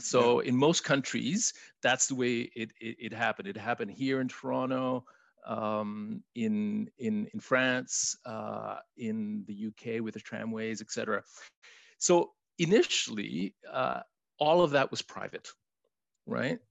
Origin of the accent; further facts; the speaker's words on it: Chile; first language Spanish; English is a second language; now in Canada; I was born in Chile, so I'm a newcomer to Canada. My first language is Spanish